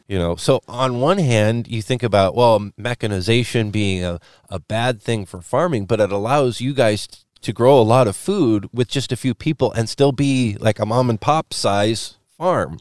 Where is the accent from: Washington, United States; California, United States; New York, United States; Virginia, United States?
Washington, United States; Western; moved away; I come from Western Washington where we have almost none of them